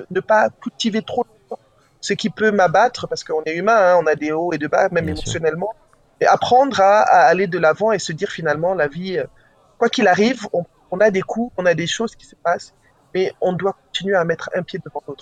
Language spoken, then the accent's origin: French; Kinshasa, DR Congo; Je dis Vous savez quoi, je viens de Kinshasa, votre Nigeria.